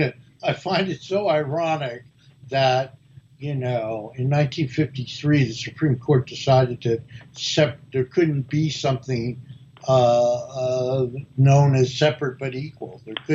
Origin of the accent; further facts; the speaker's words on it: Newark, New Jersey, United States; now in Washington, D.C., United States; I'm from Newark, New Jersey